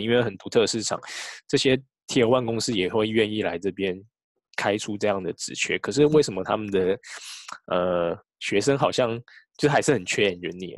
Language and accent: Chinese; Taiwan; moved away as an adult; now in Japan; 我们台湾人